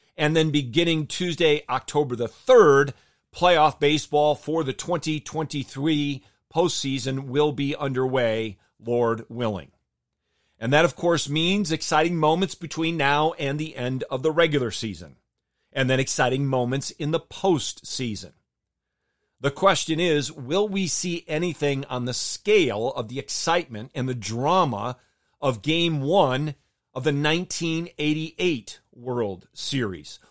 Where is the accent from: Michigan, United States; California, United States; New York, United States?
Michigan, United States; I grew up in Michigan.